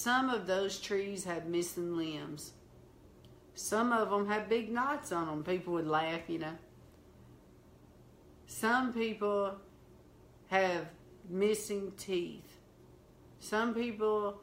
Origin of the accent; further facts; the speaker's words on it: the South, United States; accent: country, southern; I sound so country, so southern